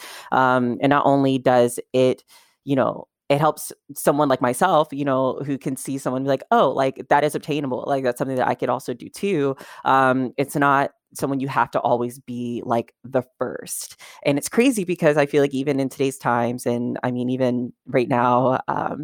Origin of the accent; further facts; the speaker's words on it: Kentucky, United States; now in Los Angeles, United States; I'm in Los Angeles now, but I grew up in Kentucky, which is considered more of like a southern state.